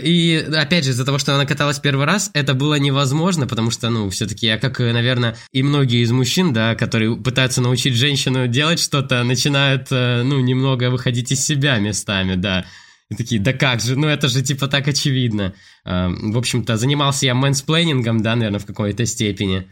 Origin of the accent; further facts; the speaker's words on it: Vladivostok, Primorsky Krai, Russia; now in Saint Petersburg, Russia; я сам с Владивостока, вот с Приморья